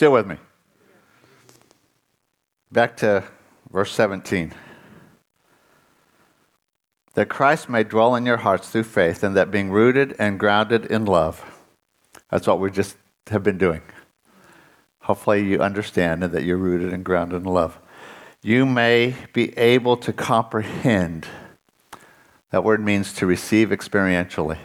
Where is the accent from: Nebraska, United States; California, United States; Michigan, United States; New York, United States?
California, United States; Southern; I was raised in Southern California.